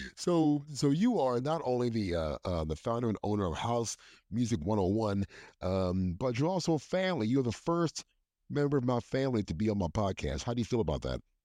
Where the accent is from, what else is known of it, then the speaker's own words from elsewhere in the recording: Hagerstown, Maryland, United States; I grew up in Hagerstown, Maryland.